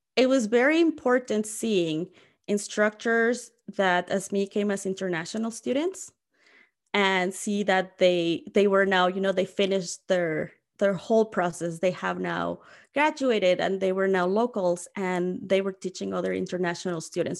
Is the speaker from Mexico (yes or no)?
yes; Mexico City, Mexico; moved away as an adult; also born or lived in Winnipeg; now in Lethbridge, Canada; I moved from Mexico City to Winnipeg